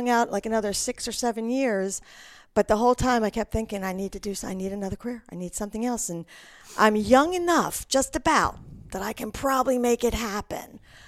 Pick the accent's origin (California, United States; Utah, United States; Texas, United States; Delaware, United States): Delaware, United States; So I'm originally from actually the East Coast, Mid-Atlantic, Delaware.